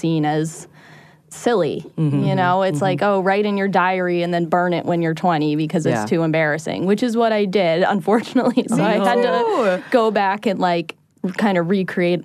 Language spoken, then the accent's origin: English; Boston, Massachusetts, United States; I'm from Boston